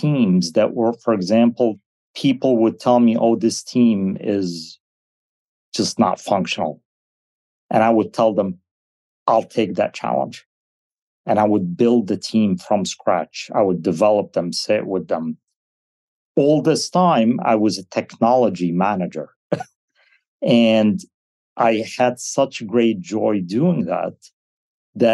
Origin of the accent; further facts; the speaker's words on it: United States; English is a second language; I wasn't born in the States. I came as 7 years old. So I've never considered English as my first language